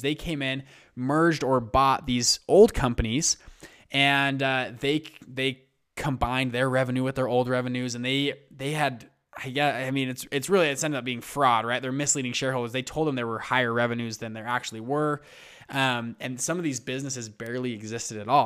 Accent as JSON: {"language": "English", "region": "Utah", "country": "United States", "said": "I'm from Utah."}